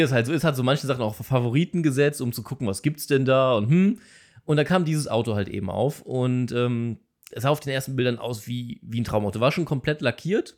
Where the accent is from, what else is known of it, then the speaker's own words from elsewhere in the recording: Cologne-Düsseldorf area, North Rhine-Westphalia, Germany; ich komme jetzt aus dem Köln-Düsseldorfer Raum